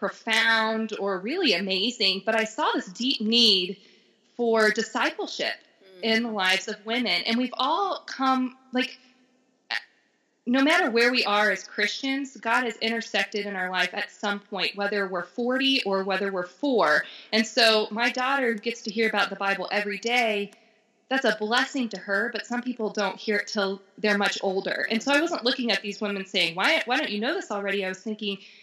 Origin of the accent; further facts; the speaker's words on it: Florida, United States; moved away as an adult; now in Denver, United States; I'm from Florida